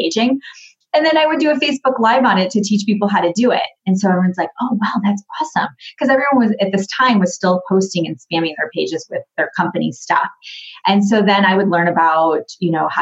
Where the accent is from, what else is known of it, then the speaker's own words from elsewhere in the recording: Grand Rapids, Michigan, United States; I grew up in Grand Rapids, Michigan. I'm from Michigan